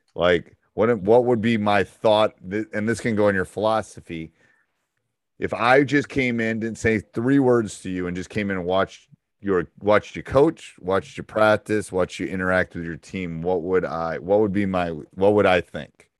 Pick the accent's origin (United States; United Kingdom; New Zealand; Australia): United States; Upper Peninsula, Michigan; accent: Midwestern, Yooper; I got a little bit of that U P -er thing going on, too